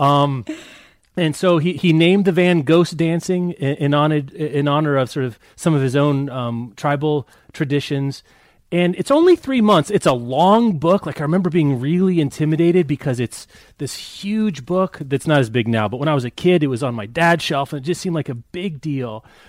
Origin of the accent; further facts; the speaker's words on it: Lawrence, Kansas, United States; my hometown of Lawrence, Kansas